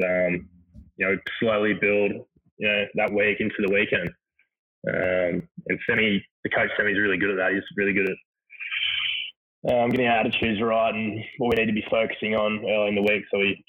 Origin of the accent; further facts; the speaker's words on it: Queensland, Australia; born there; Obviously, I was born in Queensland.